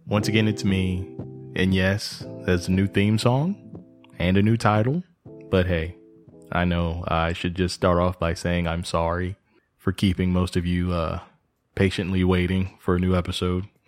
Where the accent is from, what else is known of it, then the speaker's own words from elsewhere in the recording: Texas, United States; moved away; also born or lived in Georgia; I'm originally from Texas, so it's kinda like moving home